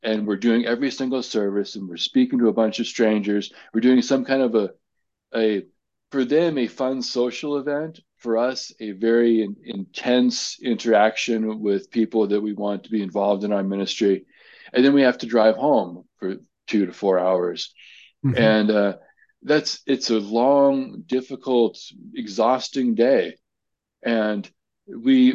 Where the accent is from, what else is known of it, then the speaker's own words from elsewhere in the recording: United States; I'm an American